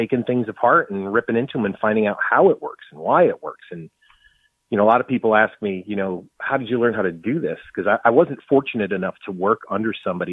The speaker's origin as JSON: {"language": "English", "region": "New England", "country": "United States", "moved": "yes", "lives_now": "Austin, United States", "said": "I'm originally from New England"}